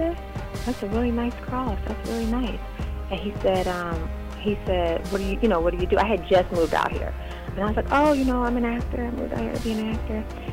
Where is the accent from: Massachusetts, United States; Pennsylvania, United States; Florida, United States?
Pennsylvania, United States; Philadelphia; moved away as an adult; also born or lived in New York; now in Los Angeles, United States; I grew up in Germantown in Philly